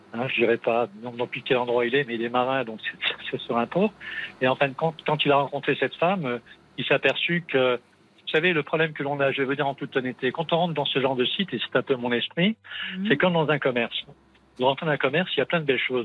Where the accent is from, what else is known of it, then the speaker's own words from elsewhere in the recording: Metz area, eastern France, Grand Est, France; also born or lived in Montpellier; je suis de l'Est, du côté de la région Messine, pour situer